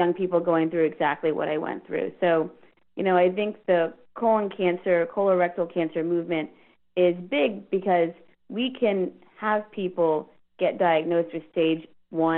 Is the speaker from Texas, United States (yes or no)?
yes; Houston, Texas, United States; also born or lived in Virginia; I was in Virginia, and I'm from Houston